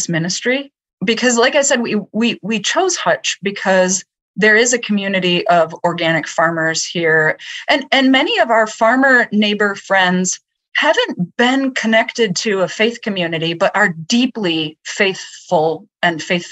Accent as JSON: {"language": "English", "region": "Minnesota", "country": "United States", "tie": "born or raised there", "also_born_or_lived": "Twin Cities, Minnesota / Bay Area, California", "said": "I'm from here, and I grew up in the snow and in the winter, and I speak fluent hot dish"}